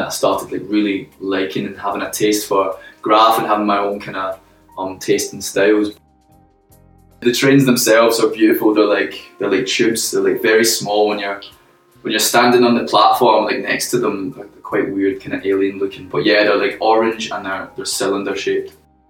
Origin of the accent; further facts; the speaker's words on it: Glasgow, Scotland, United Kingdom; moved away; I'm from Glasgow, the south side specifically.